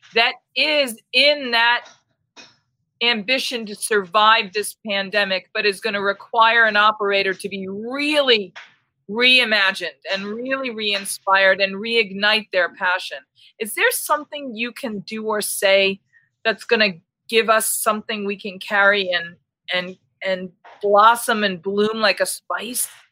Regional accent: Boston, Massachusetts, United States; moved away; I'm originally from Boston

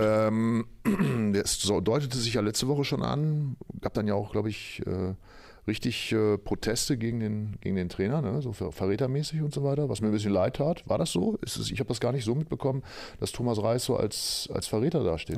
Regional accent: Oldenburg, Lower Saxony, Germany; gebürtiger Oldenburger

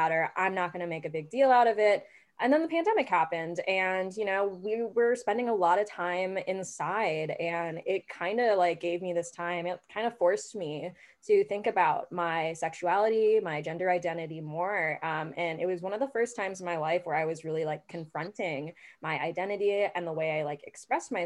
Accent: Midwest, United States; also born or lived in St. Louis, Missouri / Kansas City / Kansas; now in Chicago, United States; I grew up in the Midwest, I grew up in St. Louis, and I grew up in Kansas City. And growing up in Kansas was really difficult

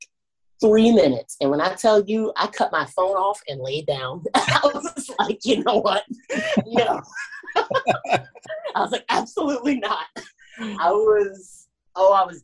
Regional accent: Washington, District of Columbia, United States; I grew up in Southeast DC, Anacostia.

